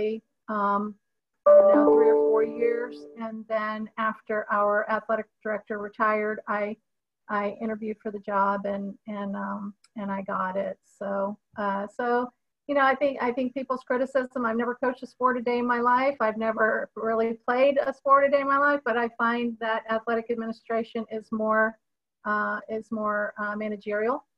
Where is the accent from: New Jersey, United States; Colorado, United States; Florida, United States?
Florida, United States; Titusville; also born or lived in New York; I grew up on the Space Coast